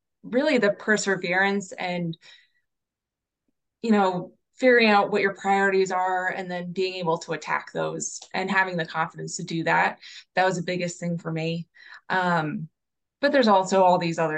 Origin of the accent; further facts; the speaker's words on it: West Chester, Pennsylvania, United States; also born or lived in Philadelphia; I grew up in Westchester. And then, when I went to college, I went to Temple